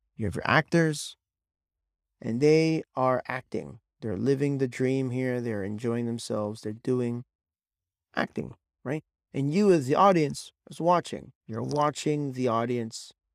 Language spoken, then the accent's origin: English; California, United States; I am originally from California